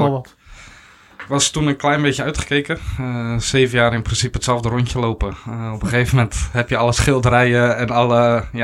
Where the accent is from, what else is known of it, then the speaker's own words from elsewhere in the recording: Nieuw-Lekkerland, South Holland, Netherlands; born there; geboren in Nieuw-Lekland. klein dorpje ja, naast Kinderdijk. Kinderdijk misschien wel bekend van de molens.